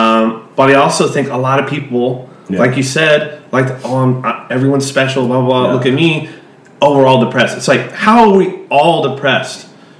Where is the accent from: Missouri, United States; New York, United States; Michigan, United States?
Missouri, United States; moved away; I'm from Missouri originally.